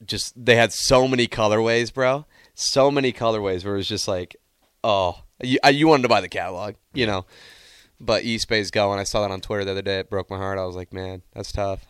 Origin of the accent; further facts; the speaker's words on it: Nebraska, United States; Growing up in Nebraska